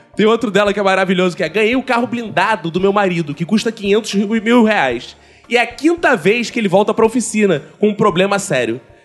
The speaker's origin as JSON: {"language": "Portuguese", "country": "Brazil", "said": "a gente é brasileiro"}